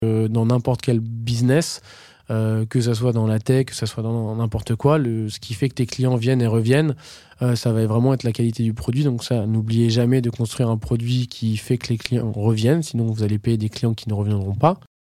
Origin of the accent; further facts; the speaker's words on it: Normandy, France; je viens de Normandie